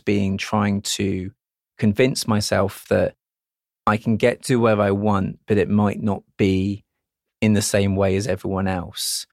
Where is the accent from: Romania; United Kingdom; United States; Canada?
United Kingdom; being British where we're modest about things